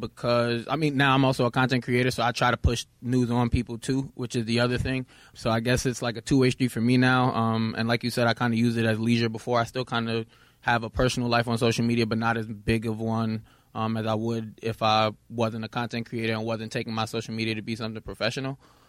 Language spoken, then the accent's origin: English; Brooklyn, New York, United States; It was local to New York. I'm from Brooklyn.